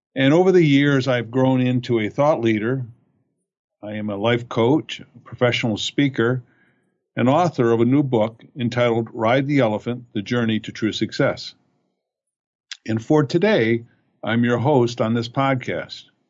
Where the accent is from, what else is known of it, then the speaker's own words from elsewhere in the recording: Fraser, Michigan, United States; I grew up in Fraser, Michigan